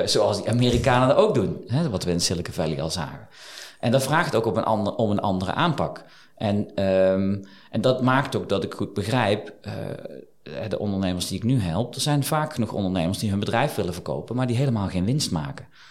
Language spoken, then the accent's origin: Dutch; Eindhoven, North Brabant, Netherlands; moved away as an adult; also born or lived in Geldrop; now in Liessel, Netherlands; ik kom oorspronkelijk uit Eindhoven, geboren, getogen